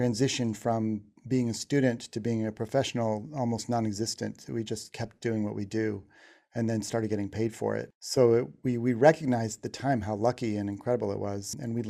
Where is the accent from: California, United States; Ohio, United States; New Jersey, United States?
Ohio, United States; Shaker Heights; moved away as an adult; also born or lived in New York; growing up in Shaker Heights, Ohio